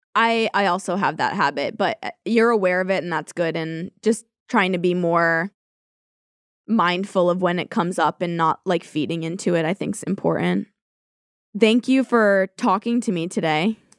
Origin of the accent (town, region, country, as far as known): California, United States